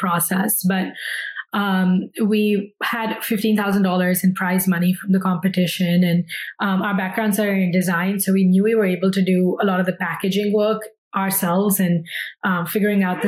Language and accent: English; New Delhi, Delhi, India; moved away as an adult; also born or lived in New York, United States; now in United States; I grew up in India, as did my co-founder, Shubham, and we moved to the US in 2011 for undergrad at Parsons